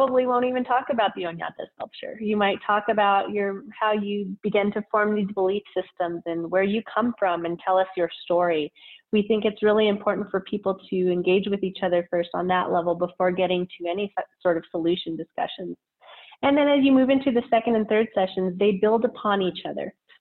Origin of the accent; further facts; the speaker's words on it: Albuquerque, New Mexico, United States; I was born and raised here in Albuquerque, New Mexico, in the South Valley, where I still reside today